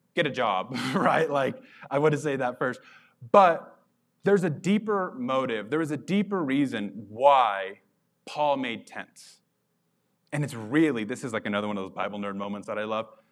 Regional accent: Carlsbad, New Mexico, United States; moved away; I grew up in Carlsbad, New Mexico

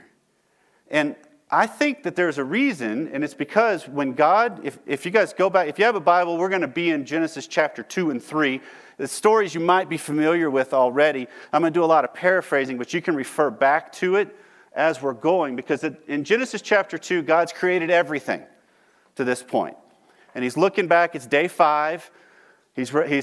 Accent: Texas, United States; I'm from Texas

